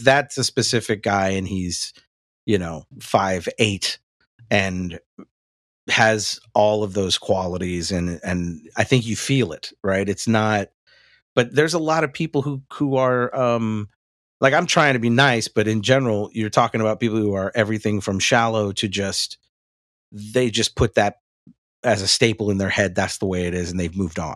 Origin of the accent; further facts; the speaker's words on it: the South, United States; growing up in the South